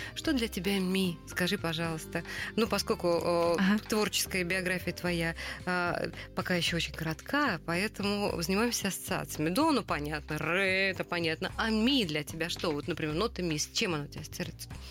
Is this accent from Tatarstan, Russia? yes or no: no; Saratov, Saratov Oblast, Russia; moved away; Тут сидит две львицы из Саратова рожденные.